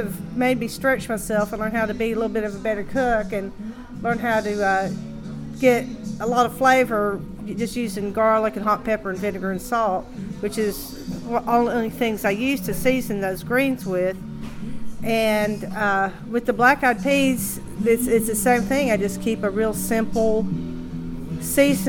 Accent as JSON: {"language": "English", "region": "East Tennessee", "country": "United States", "tie": "born or raised there", "said": "I grew up in East Tennessee"}